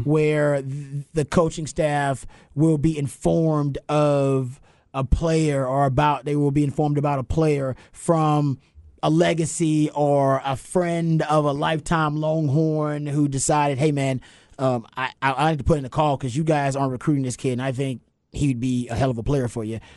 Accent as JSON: {"language": "English", "town": "Houston", "region": "Texas", "country": "United States", "said": "I'm from Houston"}